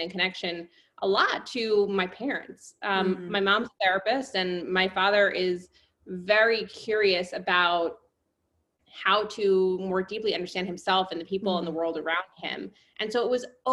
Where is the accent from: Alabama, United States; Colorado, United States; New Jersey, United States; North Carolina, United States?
New Jersey, United States; moved away as an adult; also born or lived in New York; I am from New Jersey and I spent most of my adult life in New York.